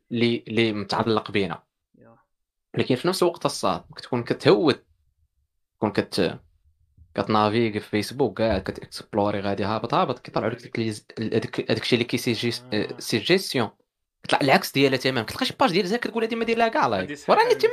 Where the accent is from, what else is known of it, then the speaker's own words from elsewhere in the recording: Morocco; حنا حنا مغاربه